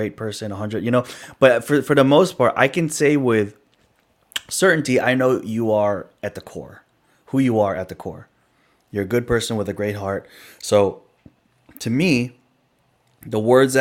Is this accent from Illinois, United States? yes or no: yes; Chicago, Illinois, United States; also born or lived in California; I grew up, I was born in California, right? I grew up in the city of Chicago